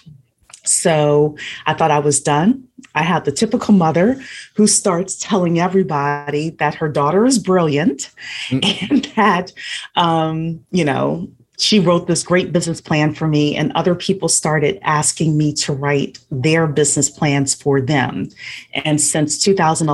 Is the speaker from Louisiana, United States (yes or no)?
yes; Louisiana, United States; moved away as an adult; also born or lived in Washington, D.C. area; I am from Louisiana. Originally, I came to the DC area